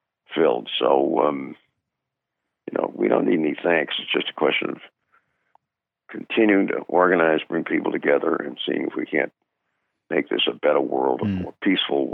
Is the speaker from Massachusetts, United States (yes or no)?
yes; Brookline, Massachusetts, United States; Born in my hometown, his birthplace within a half a mile walk of our house